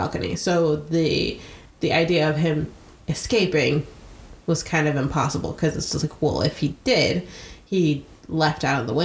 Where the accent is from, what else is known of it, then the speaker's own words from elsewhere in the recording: United States; as an American